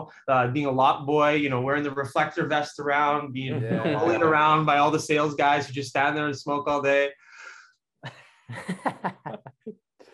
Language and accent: English; Richmond, British Columbia, Canada; I was born and raised here in Richmond, in Vancouver.